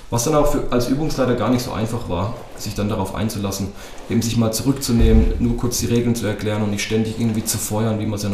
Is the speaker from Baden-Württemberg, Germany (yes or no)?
yes; Baden-Württemberg, Germany; Landesliga Rhein-Neckar zu spielen, beziehungsweise Landesliga bei uns zu Hause in Baden-Württemberg.